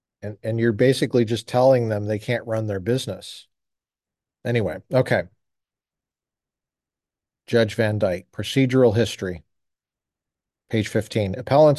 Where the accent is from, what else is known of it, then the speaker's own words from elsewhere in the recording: Colorado, United States; In a state like I grew up in Colorado, you could look in the back of the paper, the Rocky Mountain News, and find ads for the sale of any number of items, including firearms.